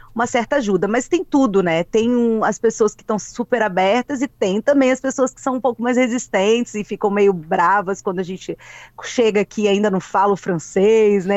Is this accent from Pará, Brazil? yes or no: no; Vila Velha, Espírito Santo, Brazil; moved away as an adult; also born or lived in Vitória / São Paulo; now in Montreal, Canada; como nós capixabas, eu acho que somos também